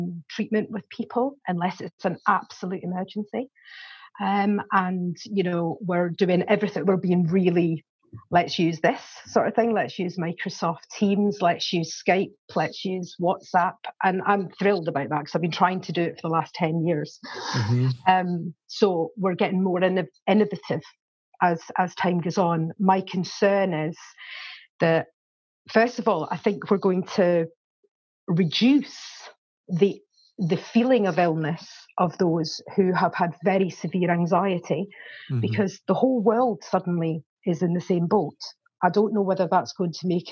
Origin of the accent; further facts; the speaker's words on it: Scotland, United Kingdom; now in Warwickshire, United Kingdom; I'm originally from Scotland. That's why I've got a strange accent. But I've lived here for 27 years